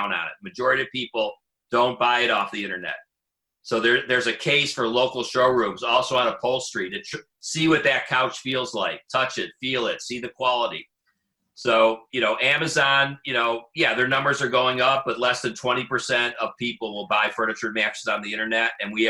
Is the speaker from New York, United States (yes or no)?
no; Detroit, Michigan, United States; I'm from Detroit.